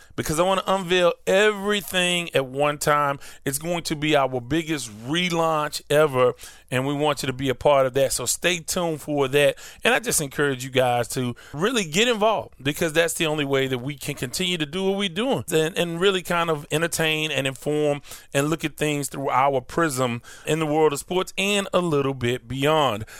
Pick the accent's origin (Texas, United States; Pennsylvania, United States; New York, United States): Texas, United States; Houston; I grew up in South Park.